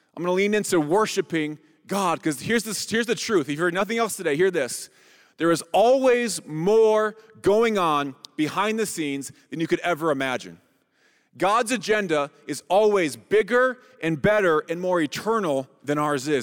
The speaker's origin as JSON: {"language": "English", "country": "United States", "said": "we as American Christians"}